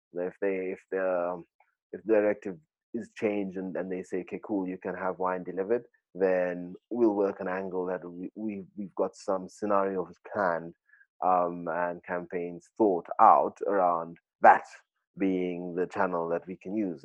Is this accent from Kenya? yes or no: yes; Kenya; growing up in Kenya